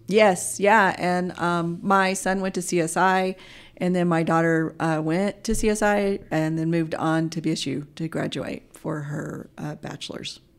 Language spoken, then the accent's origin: English; Oklahoma, United States; moved away as an adult; also born or lived in Anchorage, Alaska; now in Mountain Home, United States; I would spend summers in, uh, Anchorage and, and school years in Oklahoma